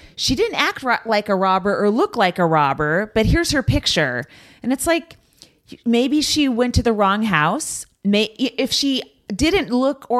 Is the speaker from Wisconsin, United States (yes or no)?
no; Bay Area, California, United States; I grew up in the Bay Area